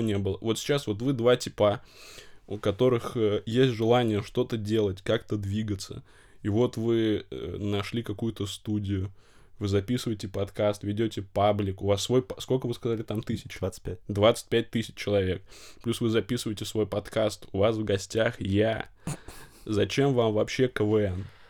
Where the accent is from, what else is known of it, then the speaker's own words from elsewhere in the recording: Novosibirsk, Novosibirsk Oblast, Russia; я из Новосибирска учился в Новосибирском государственном педагогическом университете